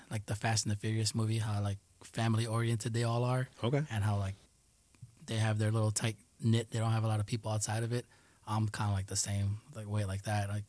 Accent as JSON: {"language": "English", "town": "New York City", "region": "New York", "country": "United States", "tie": "born or raised there", "also_born_or_lived": "Colombia / Tuluá, Colombia", "first_language": "Spanish", "second_language": "English", "said": "I grew up in Jackson Heights."}